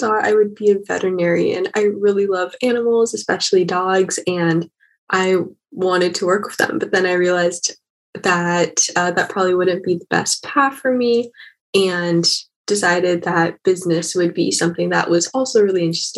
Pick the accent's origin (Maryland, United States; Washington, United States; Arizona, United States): Washington, United States; Seattle; I grew up in Seattle, Washington